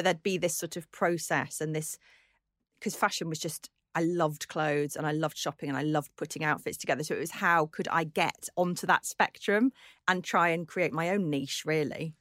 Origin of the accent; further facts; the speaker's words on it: Birkenhead, North West England, United Kingdom; I grew up on the Wirral, not that far from where you grew up.